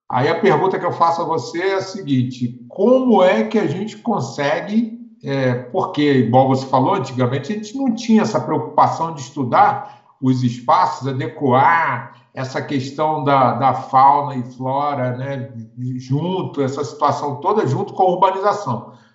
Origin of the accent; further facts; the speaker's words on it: Rio de Janeiro, Brazil; now in Brasília, Brazil; eu sou do Rio, sou apaixonado pelo Rio